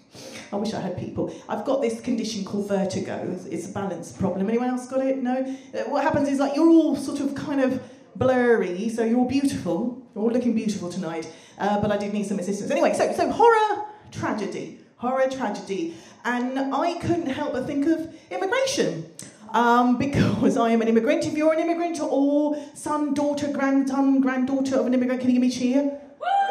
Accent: Surrey, South East England, United Kingdom; also born or lived in Germany; I'm from Surrey, I'm quite assimilated

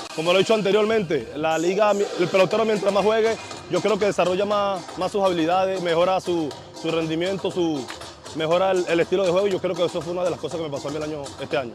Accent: Venezuela; aquí en mi país

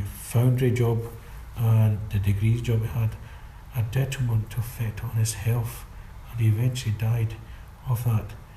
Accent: Glasgow, Scotland, United Kingdom; our house got condemned and knocked down by Glasgow City Council, mm-hmm. and we had to move to Charing Cross

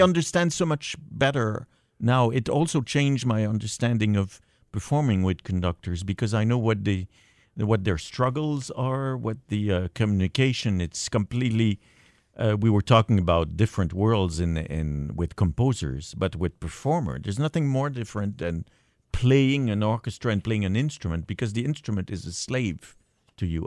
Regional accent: Montreal, Quebec, Canada; I was brought up in Montreal

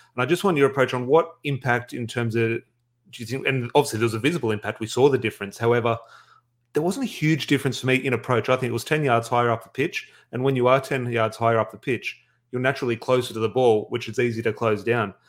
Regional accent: Australia; as an Australian fan

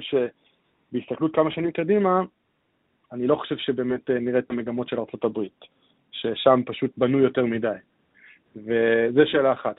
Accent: Israel; אנחנו כישראלים

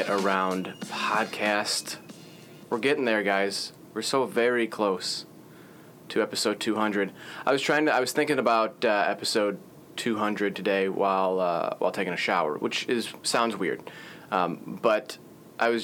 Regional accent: Chicago, Illinois, United States; I'm from Chicago

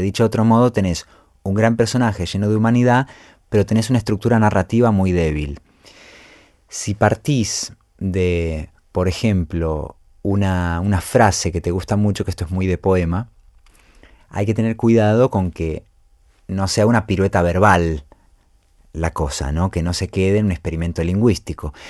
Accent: Buenos Aires, Argentina; mi infancia en Buenos Aires

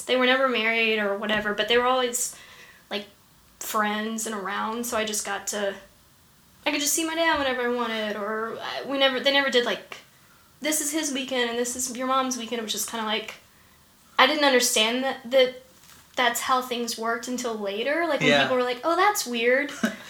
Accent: Macon, Georgia, United States; I went to college in Atlanta. And then, I was born in Macon. And then, went to Georgia Tech.

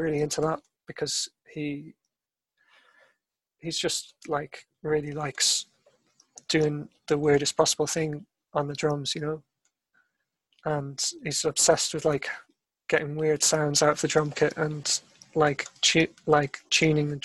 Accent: Ireland; I'm Irish

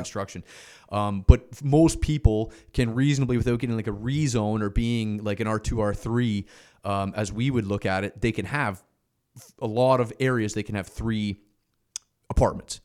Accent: Canada; as a Canadian

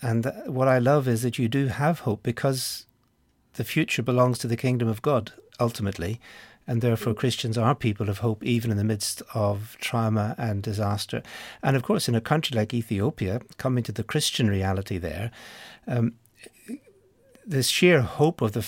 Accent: Ireland; I come from Ireland

